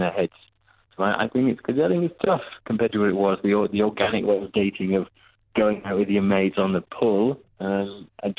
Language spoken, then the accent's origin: English; a village near Worcester, West Midlands, United Kingdom; moved away as an adult; now in Dubai, United Arab Emirates; I'm born and bred in England from a tiny village.